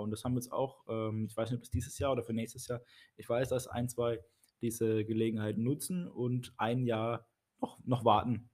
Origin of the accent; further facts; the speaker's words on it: Baden-Baden, Baden-Württemberg, Germany; moved away as an adult; now in Karlsruhe, Germany; Ich bin gebürtig aus Baden-Baden, bin aber jetzt in der Gemeinde Karlsruhe-Weierfeld schon seit fünf Jahren